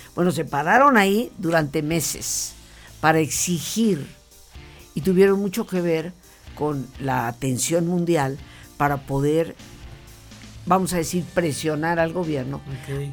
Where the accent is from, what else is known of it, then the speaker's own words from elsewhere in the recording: Mexico; moved away as an adult; yo siendo mexicana